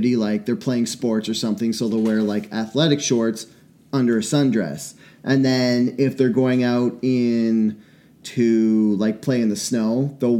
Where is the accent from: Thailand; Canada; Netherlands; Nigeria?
Canada; Enderby, British Columbia; When I grew up in Enderby, I went to a Mennonite Bible camp when I was a kid.